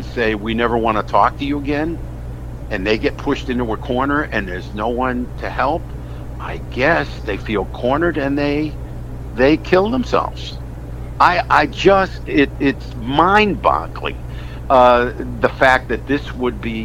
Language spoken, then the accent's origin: English; West Hartford, Connecticut, United States; I'm from West Hartford